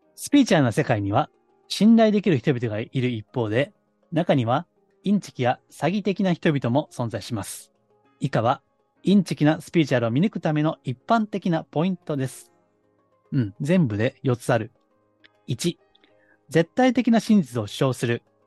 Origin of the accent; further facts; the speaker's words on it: Kansai, Japan; 関西の下町出身なんで